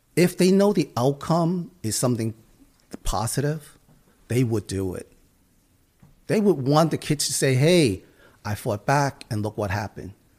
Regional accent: United States; I grew up in Chinatown. These are the people I grew up

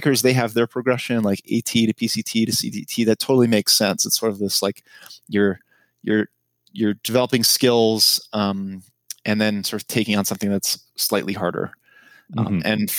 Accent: East Coast, United States; I grew up on the East Coast.

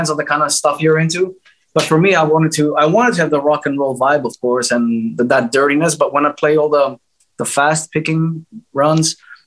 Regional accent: Greece; I'm from Greece, so my dad was heavily into Greek music.

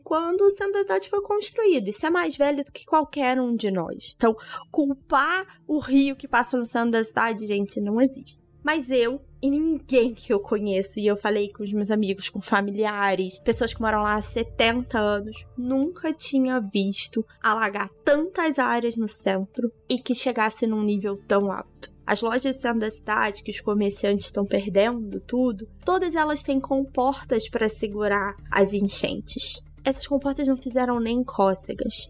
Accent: Petrópolis, Rio de Janeiro, Brazil; moved away as an adult; now in Rio de Janeiro, Brazil; a cidade onde eu cresci

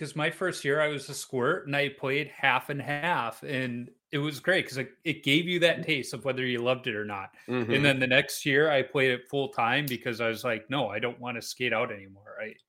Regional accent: Chicago, Illinois, United States; But, you know, so you're this young goalie in St. Louis in the 90s, and I'm from Chicago.

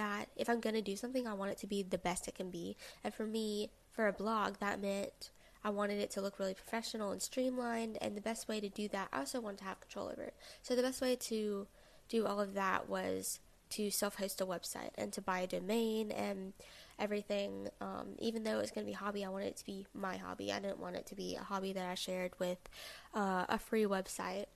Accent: the South, United States; I'm a 20-year-old college student from the South. Since I'm from the South

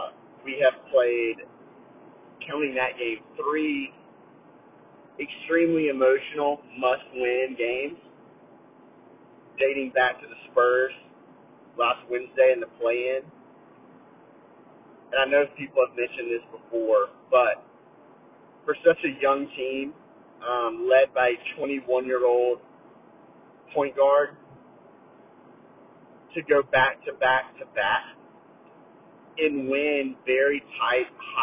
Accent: New Jersey, United States; born or raised there

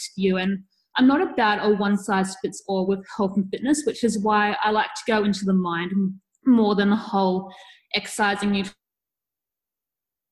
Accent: Australia; I'm from Australia.

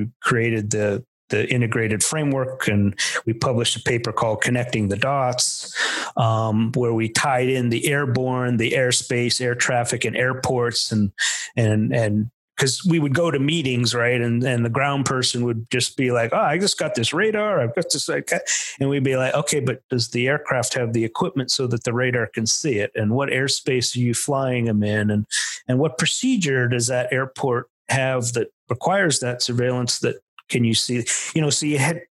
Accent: Pennsylvania, United States; moved away; also born or lived in Chicago / Texas; I was really from Pennsylvania

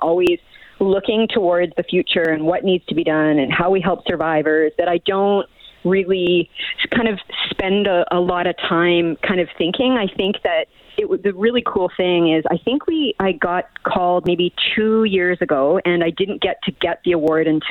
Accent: Miramichi, New Brunswick, Canada; now in Edmonton, Canada; I'm from Miramichi, New Brunswick

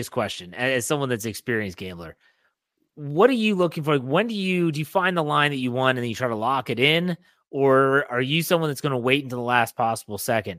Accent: West Virginia, United States; my home state, West Virginia

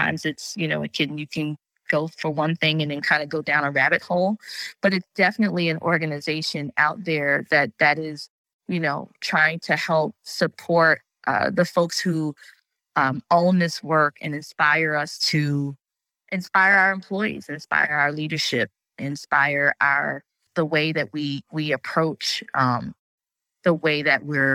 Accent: New Jersey, United States; I'm from New Jersey

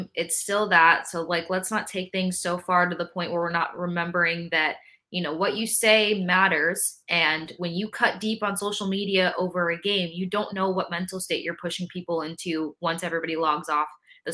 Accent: Tampa, Florida, United States; I grew up in Tampa

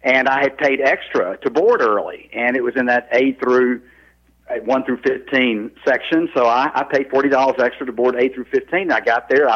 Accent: North Mississippi, United States; I grew up in North Mississippi, just south of Memphis

